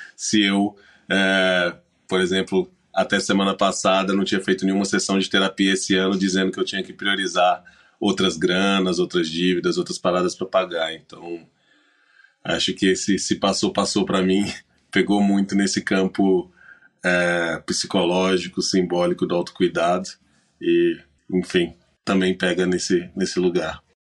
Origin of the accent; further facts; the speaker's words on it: Minas Gerais, Brazil; como bom mineiro